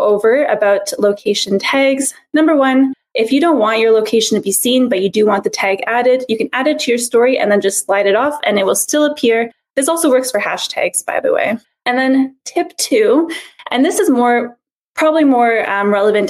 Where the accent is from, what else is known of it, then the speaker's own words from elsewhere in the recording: Montreal, Quebec, Canada; I am from Montreal